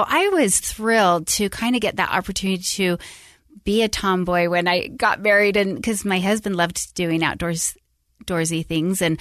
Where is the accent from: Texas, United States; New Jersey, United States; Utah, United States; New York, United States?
Utah, United States; Salt Lake City; moved away as an adult; also born or lived in Tucson, Arizona / Sacramento, California; i grew up in utah um born and raised salt lake